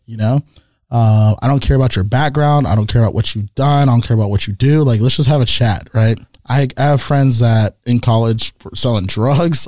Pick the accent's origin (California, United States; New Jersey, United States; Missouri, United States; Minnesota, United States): California, United States; San Jose; also born or lived in East Bay, California; I was born in East Bay. I was raised here in San Jose